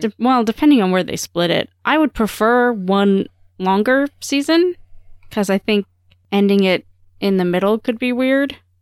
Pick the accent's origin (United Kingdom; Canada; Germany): Canada; I'm Canadian